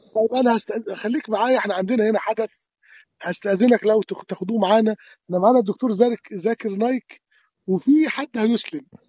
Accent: Upper Egypt, Egypt; moved away; كان يكون موسم حصاد القمح عندنا في الصعيد

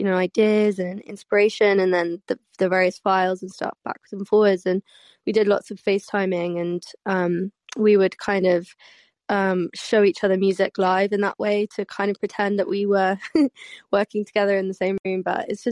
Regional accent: London, United Kingdom; I'm from London

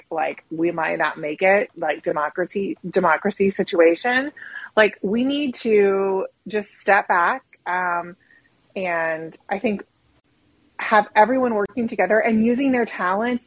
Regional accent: Oklahoma, United States; moved away as an adult; I grew up in Oklahoma. I grew up in, you know, kind of, we consider ourselves the South

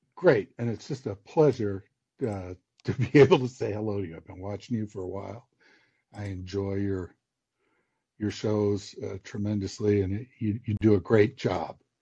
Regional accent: Midwest, United States; I live out in the Midwest, and I'm from the Midwest, but I I went east for school

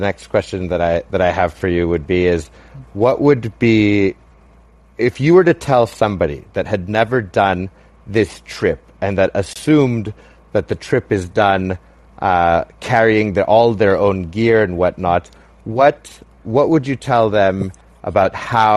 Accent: Canada; myself being Canadian and half Mexican

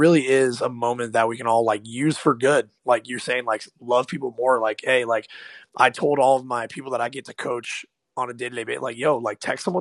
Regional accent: South Florida, United States; I'm from South Florida

